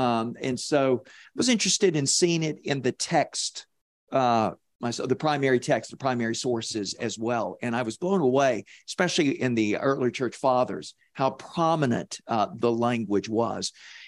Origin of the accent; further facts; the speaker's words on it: the South, United States; accent: Southern; I'm going to use my Southern accent here